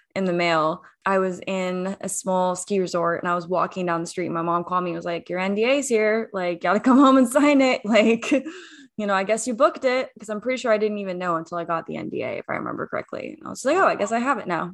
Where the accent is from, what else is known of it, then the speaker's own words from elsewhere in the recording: Washington, United States; I grew up in Washington State